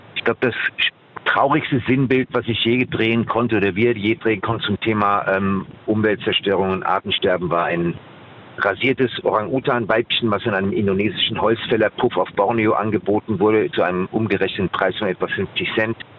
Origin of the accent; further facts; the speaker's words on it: Germany; habe einen Großteil meiner Kindheit am Rhein verbracht